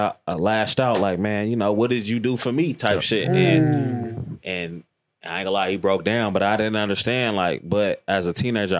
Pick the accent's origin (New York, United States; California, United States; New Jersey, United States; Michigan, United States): California, United States; Richmond; growing up in Richmond.